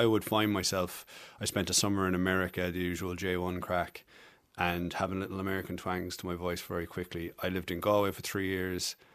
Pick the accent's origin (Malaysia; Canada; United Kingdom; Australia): United Kingdom; England; now in Ireland; But within a week, I was I was Irish. I wasn't let forget that I came from England for quite some time.